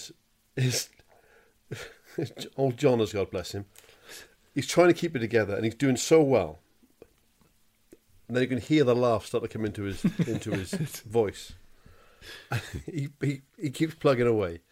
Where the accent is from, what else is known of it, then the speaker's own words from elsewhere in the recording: United Kingdom; I'm British and I've grown up with it.